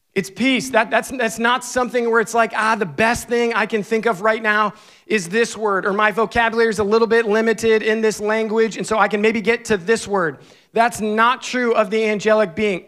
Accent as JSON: {"language": "English", "town": "Scranton", "region": "Pennsylvania", "country": "United States", "tie": "born or raised there", "moved": "yes", "said": "I grew up right outside of Scranton, Pennsylvania"}